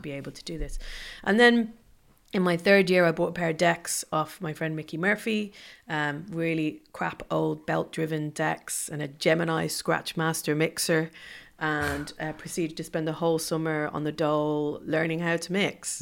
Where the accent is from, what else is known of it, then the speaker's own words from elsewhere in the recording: Ireland; moved away; growing up in Ireland